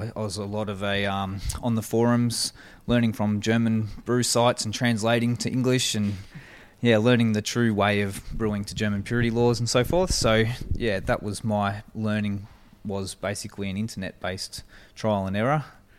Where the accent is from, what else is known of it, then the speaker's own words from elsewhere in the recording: Albury, New South Wales, Australia; No, I'm from Albury Wodonga, so born and raised in Albury.